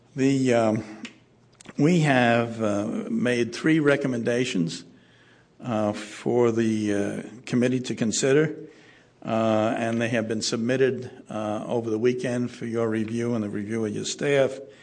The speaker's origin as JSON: {"language": "English", "town": "New York City", "region": "New York", "country": "United States", "moved": "yes", "lives_now": "San Francisco, United States", "said": "I come from New York City, and we had a don't Block the Box program under Mayor Koch"}